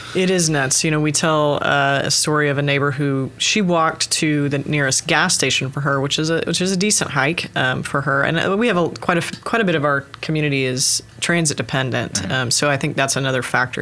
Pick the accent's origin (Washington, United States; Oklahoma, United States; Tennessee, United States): Oklahoma, United States; Oklahoma City; moved away as an adult; also born or lived in St. Louis, Missouri; I actually was born and raised in Oklahoma City area, so Northwest Oklahoma City